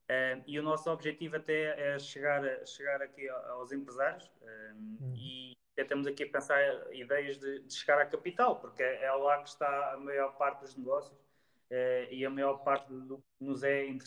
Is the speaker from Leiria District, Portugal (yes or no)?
yes; Leiria, Leiria District, Portugal; Ou seja, se calhar já há pessoas que nos acompanham que não sabiam, não sabiam que, que éramos de Leiria.